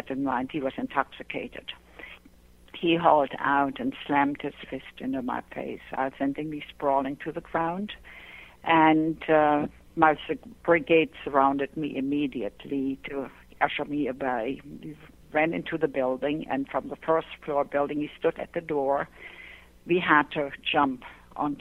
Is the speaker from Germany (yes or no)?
yes; Pomerania, Germany; English is a second language; moved away as an adult; now in United States; I grew up in Germany in a small Pomeranian village. And like I said, after World War II, you know, I came to this country